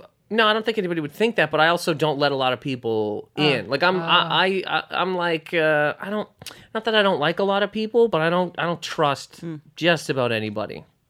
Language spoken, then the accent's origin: English; Nova Scotia, Canada; Nova Scotia.